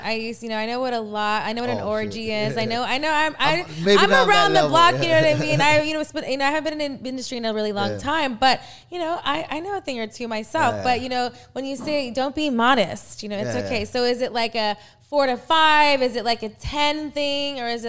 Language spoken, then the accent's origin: English; Texas, United States; yeah, I'm from Texas. I have a gun. I'm not afraid.